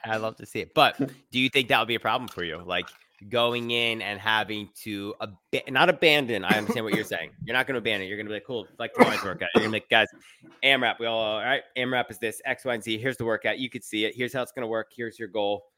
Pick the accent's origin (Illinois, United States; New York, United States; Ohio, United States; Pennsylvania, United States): Pennsylvania, United States; Philadelphia; philly we're from there